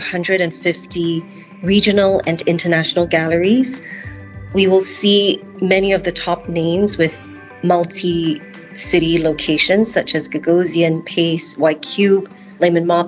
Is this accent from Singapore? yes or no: yes; Singapore; I'm Singaporean